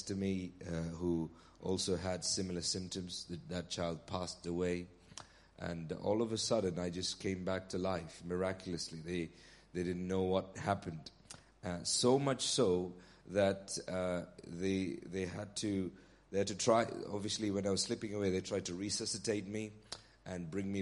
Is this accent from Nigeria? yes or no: yes; Nigeria; now in Bury St Edmunds, United Kingdom; I was born in Nigeria